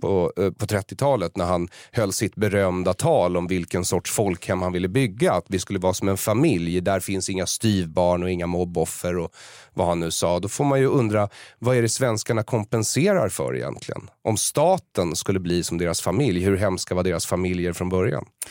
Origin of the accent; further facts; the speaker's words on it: Sweden; jag har vuxit upp här och behärskar språket och kulturen till fullo.